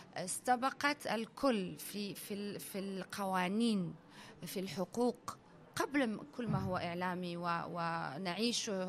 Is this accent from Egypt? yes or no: no; United Arab Emirates; أنا بنت الإمارات وتربيت في الإمارات